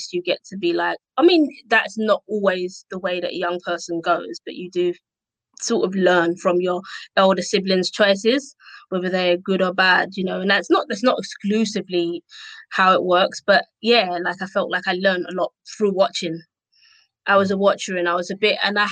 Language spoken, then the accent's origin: English; London, United Kingdom; accent: Cockney; also born or lived in Essex; I loved growing up in Tower Hamlets